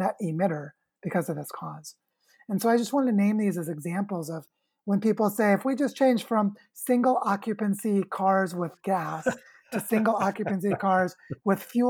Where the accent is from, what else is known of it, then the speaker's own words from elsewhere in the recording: Springfield, Missouri, United States; moved away; also born or lived in Oregon / Washington; I was born in Springfield, Missouri in 1976